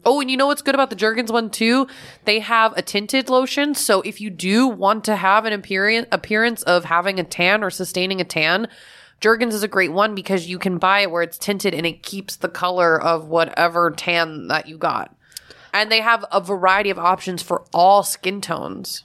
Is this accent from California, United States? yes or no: no; Florida, United States; when I was a kid growing up in Florida